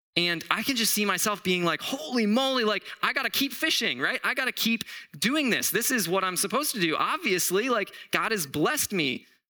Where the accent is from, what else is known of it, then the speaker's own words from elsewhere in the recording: Southwest Florida, United States; now in Arizona, United States; I'm actually from Florida. Like, I'm from Southwest Florida.